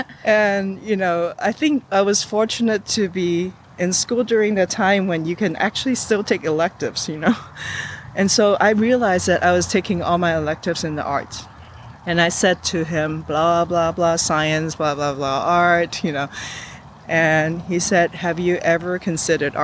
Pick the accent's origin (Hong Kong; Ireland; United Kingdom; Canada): Hong Kong; also born or lived in New York; now in Los Angeles, United States; growing up in Hong Kong, being middle class means that there is a nanny